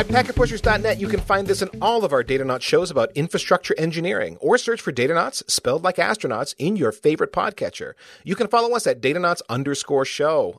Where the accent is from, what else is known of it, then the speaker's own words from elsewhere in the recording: United States; as an American